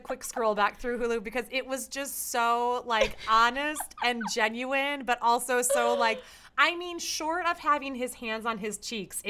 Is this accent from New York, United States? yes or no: no; Chicago, Illinois, United States; I'm from Chicago